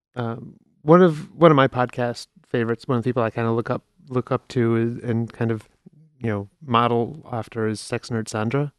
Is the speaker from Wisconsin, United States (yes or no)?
no; Chicago, Illinois, United States; moved away; I'm from Chicago originally